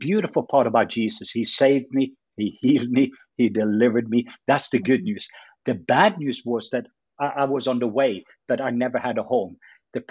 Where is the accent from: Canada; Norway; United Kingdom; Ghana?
Norway; moved away; I'm from Norway. So that's my Norwegian background